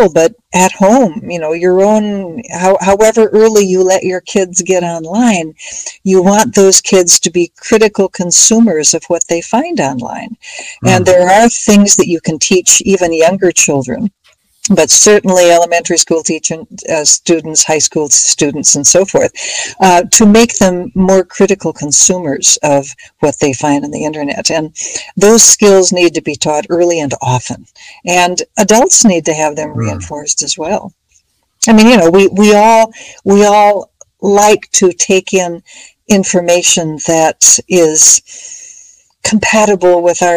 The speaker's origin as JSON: {"language": "English", "town": "Minneapolis", "region": "Minnesota", "country": "United States", "tie": "born or raised there", "said": "as a kid growing up in Minneapolis in Minnesota"}